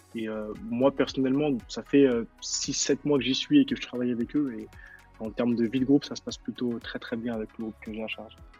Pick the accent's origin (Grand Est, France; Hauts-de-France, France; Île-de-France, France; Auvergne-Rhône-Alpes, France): Auvergne-Rhône-Alpes, France; Lyon; je suis un, pur Croix-Roussien, moi euh, je suis, de la ville de la Croix-Rousse, du quartier de la Croix-Rousse, et j'ai grandi à la Croix-Rousse